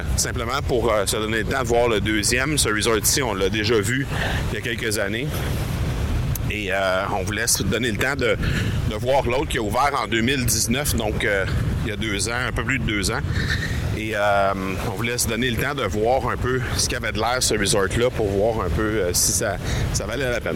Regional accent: Canada; on vient du Canada

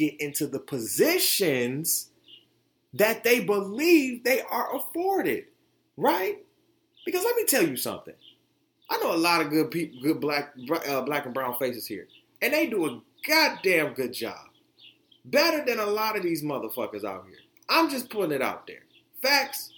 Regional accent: Detroit, Michigan, United States; also born or lived in Florida; now in Grand Rapids, United States; coming from where I grew up in Detroit and being born in Florida

